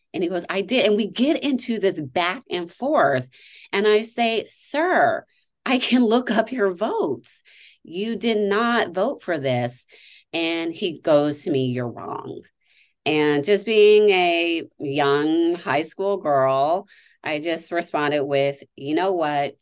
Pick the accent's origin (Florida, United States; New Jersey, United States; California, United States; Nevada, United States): Nevada, United States; my home state